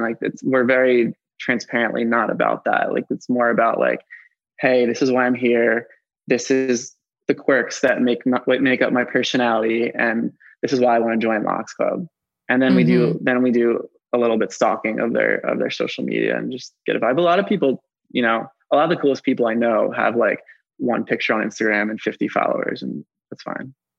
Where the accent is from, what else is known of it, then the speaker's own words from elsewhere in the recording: Philadelphia, Pennsylvania, United States; I'm 29 and I'm from Philadelphia